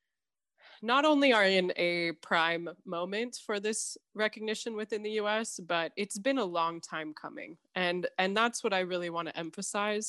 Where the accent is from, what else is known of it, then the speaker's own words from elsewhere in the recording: Los Angeles, California, United States; I'm born and raised in Los Angeles, California, where I'm coming to you today